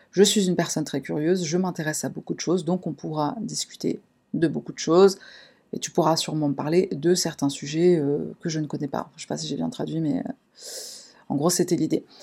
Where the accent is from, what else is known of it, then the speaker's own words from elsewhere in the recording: Paris, Île-de-France, France; Je suis de Paris, en France.